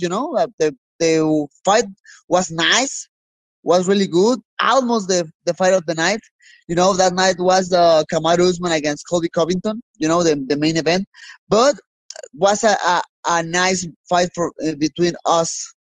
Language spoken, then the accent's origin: English; Mexico; I'm from Mexico